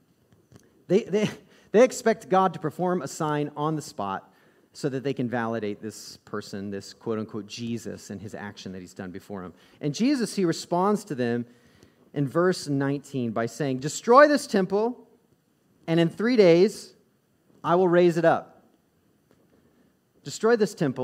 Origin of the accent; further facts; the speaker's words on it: Midwest, United States; also born or lived in the South; I grew up in the South and in the Midwest